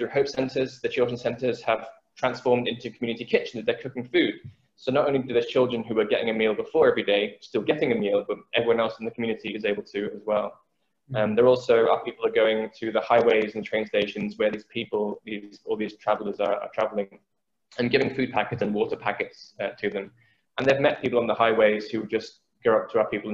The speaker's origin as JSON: {"language": "English", "region": "England", "country": "United Kingdom", "said": "I'm an Englishman, and though my parents are from Vietnam"}